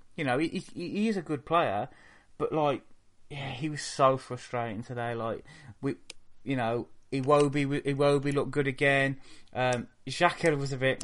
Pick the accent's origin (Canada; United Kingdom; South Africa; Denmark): United Kingdom; Wolverhampton, West Midlands; moved away; I'm from Wolverhampton. I don't live there anymore because it's a shithole.